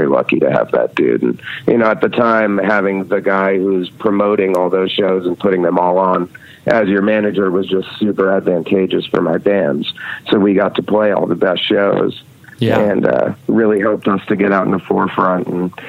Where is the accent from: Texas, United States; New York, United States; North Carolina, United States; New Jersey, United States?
New York, United States; Red Hook; Well, Jeff and I grew up in Red Hook together and we were a few years apart. But it was a really, really tiny town. We have one stoplight in the whole town.